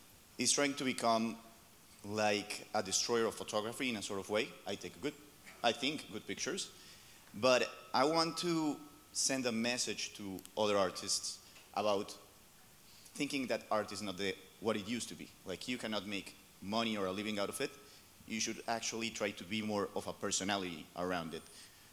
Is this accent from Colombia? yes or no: yes; Colombia; I'm from Colombia, South America.